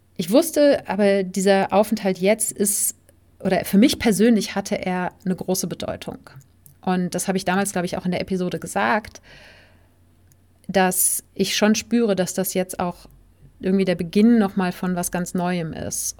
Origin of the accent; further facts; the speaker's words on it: Germany; also born or lived in Spain; auf dem Weg in meine Heimatstadt